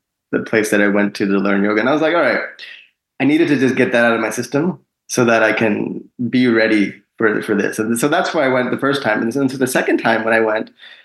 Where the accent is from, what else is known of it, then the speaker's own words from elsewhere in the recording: Long Island, New York, United States; also born or lived in India; I'm originally from India. I was born there. Mm-hmm. But my family moved to Long Island, New York, when I was 3 years old